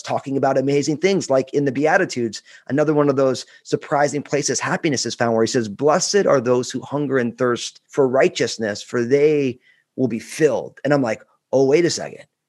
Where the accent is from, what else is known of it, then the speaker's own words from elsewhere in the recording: New Jersey, United States; I'm all Italian from New Jersey